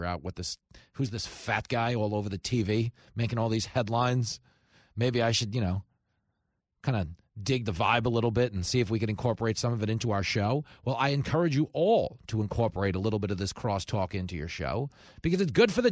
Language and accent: English; New York, United States; accent: mook; my mook accent